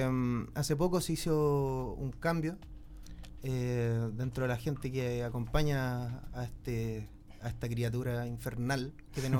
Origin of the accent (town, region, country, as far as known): Chile